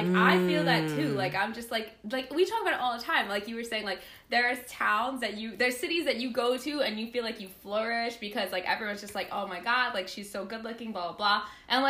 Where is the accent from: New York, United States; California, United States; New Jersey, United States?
New York, United States; moved away as an adult; now in Boston, United States; I might be from New York. I'm sorry. I'm loud. I'm from New York. I'm Hispanic.